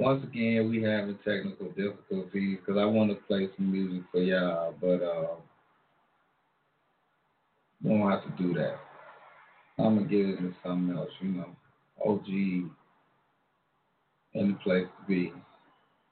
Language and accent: English; Long Island, New York, United States; also born or lived in Alabama / Amityville, New York; I grew up with a lot of different ethnicities growing up in Long Island, New York. I remember when I first came back to New York from Alabama, and I had an accent, so everybody called me ….